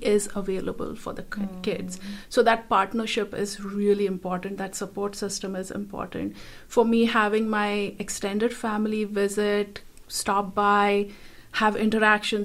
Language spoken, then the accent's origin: English; India; moved away; Growing up in a culture that I grew up in India